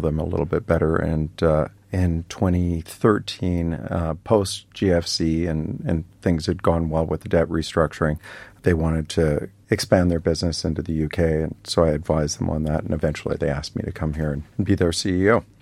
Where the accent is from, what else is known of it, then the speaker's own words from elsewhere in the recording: Canada; I'm Canadian